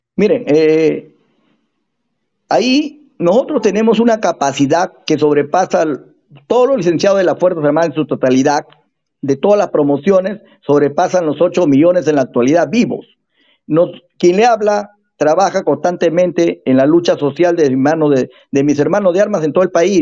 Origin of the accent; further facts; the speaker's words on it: Peru; nosotros somos del Perú profundo